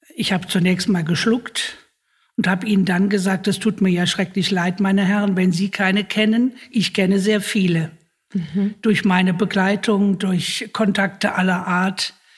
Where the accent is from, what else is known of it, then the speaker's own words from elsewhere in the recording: Germany; bei uns in Deutschland